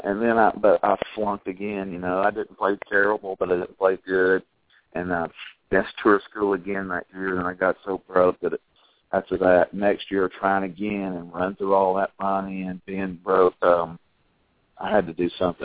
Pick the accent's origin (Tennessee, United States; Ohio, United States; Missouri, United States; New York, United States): Tennessee, United States; Chattanooga; We live here now back in Chattanooga